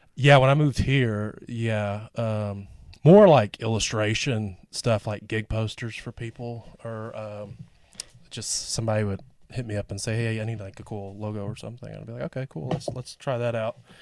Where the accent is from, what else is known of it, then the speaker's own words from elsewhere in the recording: England, Arkansas, United States; also born or lived in Tempe, Arizona; now in Rogers, United States; I grew up in England, Arkansas, which is like thirty minutes from Little Rock